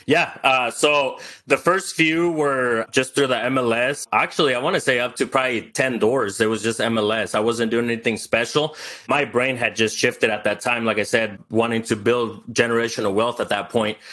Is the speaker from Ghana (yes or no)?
no; El Salvador; now in United States; I was born in El Salvador. I grew up with no running water, no electricity.